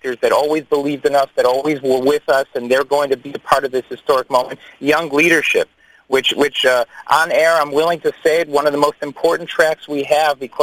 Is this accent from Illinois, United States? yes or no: yes; Chicago, Illinois, United States; accent: American; moved away as an adult; now in Israel; you hear my English, I sound like an American. It's because I am. And I moved 18 years ago from Chicago